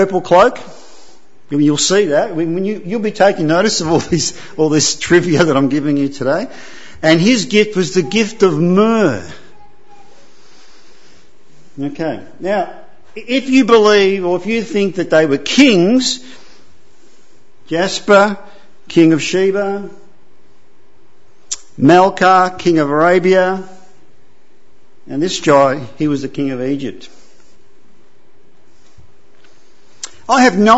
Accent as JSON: {"language": "English", "country": "Italy", "said": "I'm from Italy, so you have to be a Roman Catholic."}